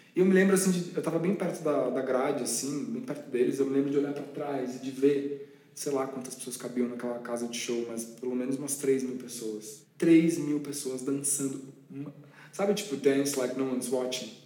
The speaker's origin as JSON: {"language": "Portuguese", "region": "São Paulo", "country": "Brazil", "said": "na minha terrinha"}